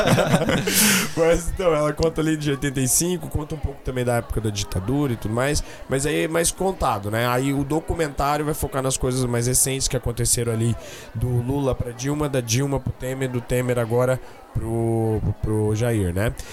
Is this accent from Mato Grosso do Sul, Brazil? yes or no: yes; Campo Grande, Mato Grosso do Sul, Brazil; a gente é de Campo Grande, Mato Grosso do Sul.